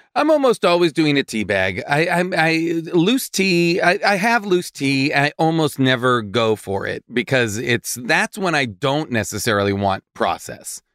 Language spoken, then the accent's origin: English; Boston, Massachusetts, United States; in Boston? my hometown